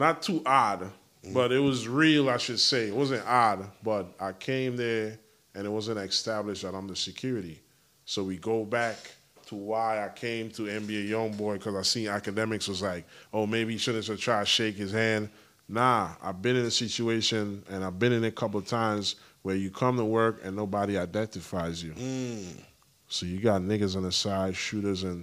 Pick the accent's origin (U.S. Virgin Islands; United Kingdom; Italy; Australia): U.S. Virgin Islands; accent: island accent; moved away; also born or lived in California; The U.S. Virgin Islands, shout out my hometown